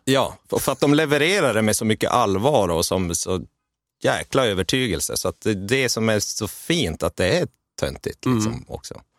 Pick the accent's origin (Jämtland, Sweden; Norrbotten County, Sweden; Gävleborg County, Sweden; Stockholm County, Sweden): Norrbotten County, Sweden; Gällivare; jag trubadurade hemma i Gällivare